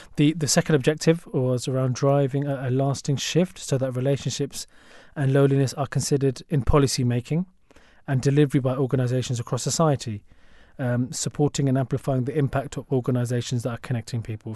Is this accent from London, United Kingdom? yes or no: yes; London, United Kingdom; as a Londoner.